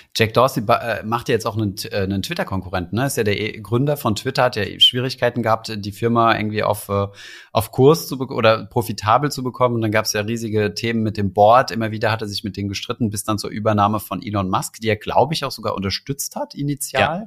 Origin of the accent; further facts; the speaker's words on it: Germany; hier bei uns in Deutschland